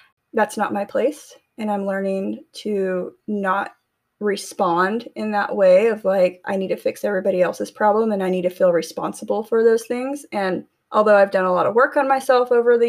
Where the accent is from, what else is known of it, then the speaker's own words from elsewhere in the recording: Tulare, California, United States; moved away; I went back to my hometown, Tulare, California